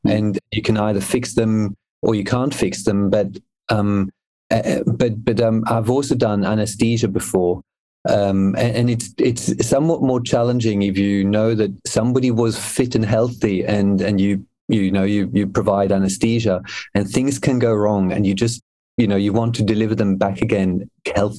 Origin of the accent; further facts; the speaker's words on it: Switzerland; moved away as an adult; now in Australia; I grew up in Switzerland. My mum is English